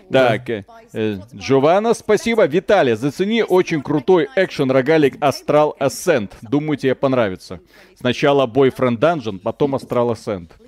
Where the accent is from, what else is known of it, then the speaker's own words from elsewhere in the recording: Belarus; Потому что мы из Беларуси.